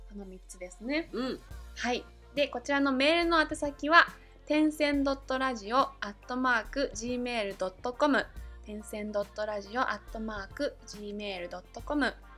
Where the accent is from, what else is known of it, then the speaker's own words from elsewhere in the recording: Kansai, Japan; accent: Kansai dialect; moved away; 生まれんは西の方なので